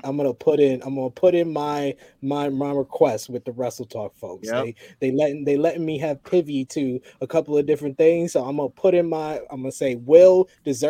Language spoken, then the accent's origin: English; New York City, New York, United States; I'm from New York.